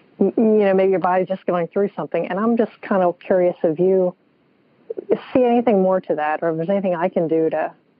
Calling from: New Jersey, United States; I'm calling from New Jersey.

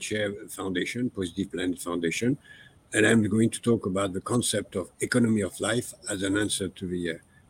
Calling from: Paris, Île-de-France, France; English is a second language; I am calling from Paris.

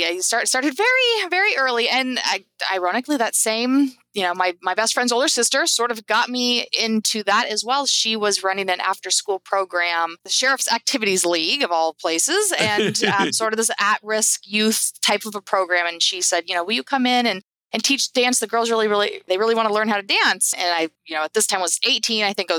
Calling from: Napa, California, United States; I am Napa, California.

